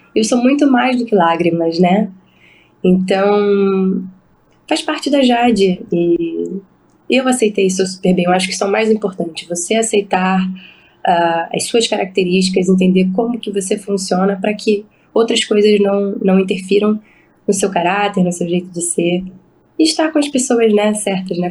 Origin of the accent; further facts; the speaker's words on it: Rio de Janeiro, Brazil; era um Pan-Americano que era na minha cidade, onde eu nasci, era uma oportunidade da minha família estar presente